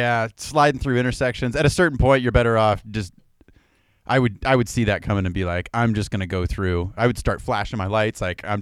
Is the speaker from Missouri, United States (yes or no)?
no; Idaho, United States; I grew up here in Idaho.